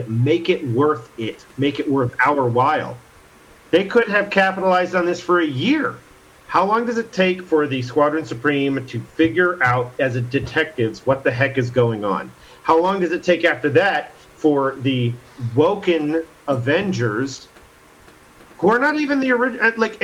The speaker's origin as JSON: {"language": "English", "country": "United States"}